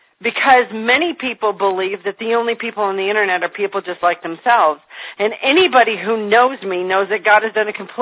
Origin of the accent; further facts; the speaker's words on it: Michigan, United States; moved away as an adult; now in Indiana, United States; I'm calling you from Indiana, where I have lived for the last 4 years. I'm born and raised in Michigan.